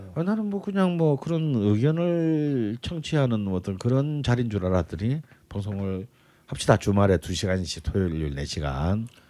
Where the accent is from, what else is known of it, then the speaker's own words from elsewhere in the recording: South Gyeongsang, South Korea; 그리고 같은 또 경남 출신이야.